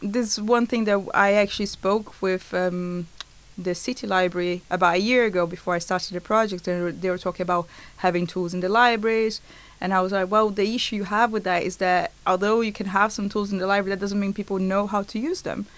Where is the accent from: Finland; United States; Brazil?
Brazil; moved away; I'm from Brazil